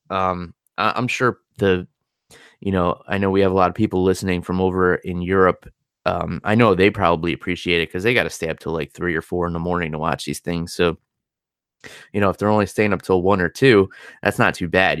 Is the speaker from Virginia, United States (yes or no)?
no; New York, United States; being a New Yorker